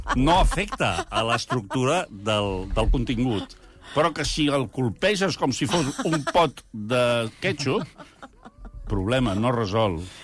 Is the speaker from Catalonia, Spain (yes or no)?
yes; Catalonia, Spain; com a catalans